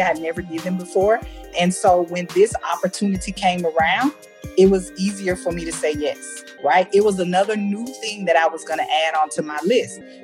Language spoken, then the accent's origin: English; United States; moved away as an adult; now in Germany; they clearly know that I'm American